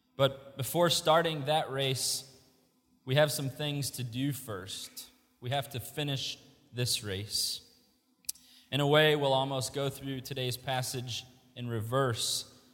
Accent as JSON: {"language": "English", "town": "Indianapolis", "region": "Indiana", "country": "United States", "moved": "as an adult", "lives_now": "Wilmore, United States", "said": "We are both from Indianapolis. Our parents are in Indianapolis"}